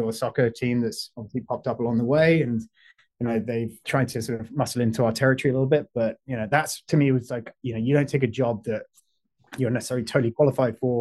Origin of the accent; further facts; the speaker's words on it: London, United Kingdom; accent: British; moved away as an adult; also born or lived in Washington, D.C.; now in Los Angeles, United States; when I was growing up in London